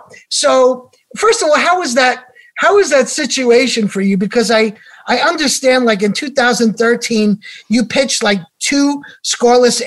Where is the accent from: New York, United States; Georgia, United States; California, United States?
New York, United States; New York City; we're from New York, so kind of like I grew up in Queens